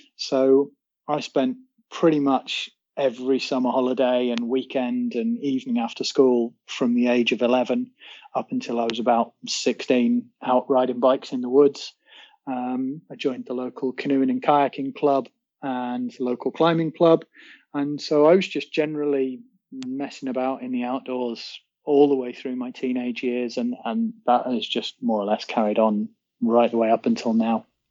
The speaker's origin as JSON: {"language": "English", "region": "North Wales", "country": "United Kingdom", "tie": "born or raised there", "said": "I guess North Wales has been home for at least two thirds of my life"}